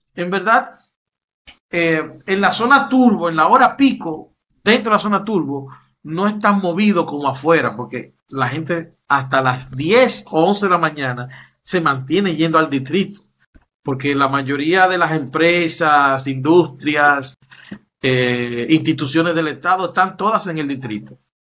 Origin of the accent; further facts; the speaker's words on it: Dominican Republic; En mi país